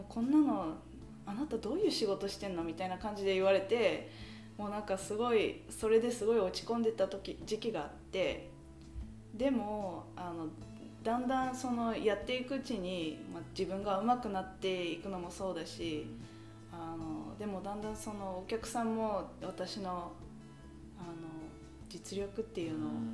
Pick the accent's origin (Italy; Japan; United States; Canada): Canada; Thornhill, Ontario; also born or lived in Richmond Hill; 生まれ育ちはカナダです、うん、えー、カナダだけどあの生まれたのはリッチモンドヒルで育ったのはソンヒルで